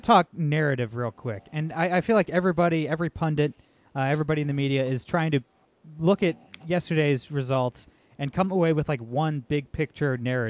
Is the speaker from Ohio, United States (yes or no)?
yes; Ohio, United States; my home state of Ohio